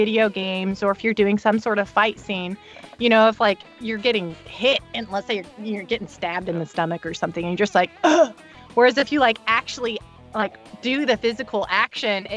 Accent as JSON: {"language": "English", "country": "United States", "said": "as American"}